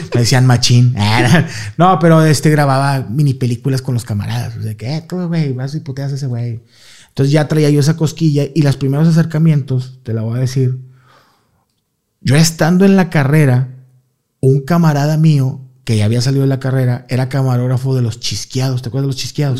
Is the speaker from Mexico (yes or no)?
yes; Guadalupe, Nuevo León, Mexico; Yo soy allá de la Lindavista, en Guadalupe